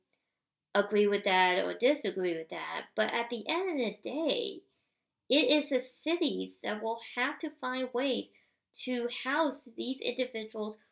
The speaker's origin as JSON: {"language": "English", "region": "Indiana", "country": "United States", "tie": "born or raised there", "moved": "yes", "said": "my home state that I grew up"}